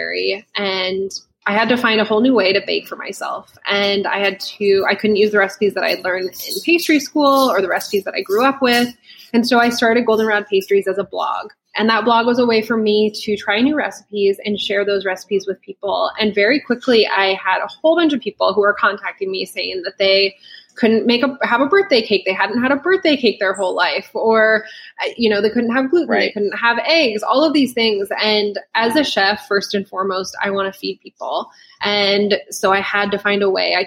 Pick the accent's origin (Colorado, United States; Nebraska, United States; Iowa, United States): Nebraska, United States; Lincoln; also born or lived in New York; So I am from Lincoln, Nebraska, and that's where I started my business.